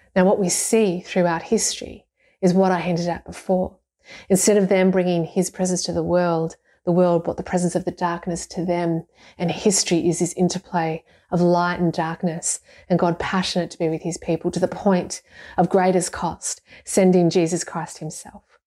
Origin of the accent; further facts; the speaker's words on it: Ballarat, Victoria, Australia; I'm from Ballarat, and I'm from a family of Deutschers